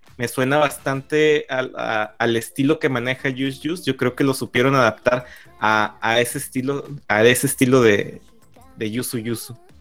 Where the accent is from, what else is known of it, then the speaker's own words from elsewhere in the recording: northern Mexico, Mexico; como buen norteño